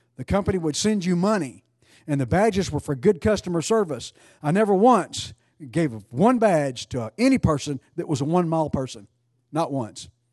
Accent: East Texas, United States; I grew up in East Texas

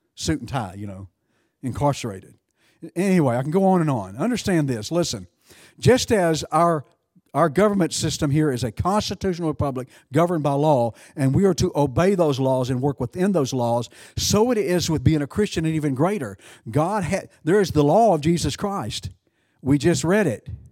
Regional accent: United States; I'm an American

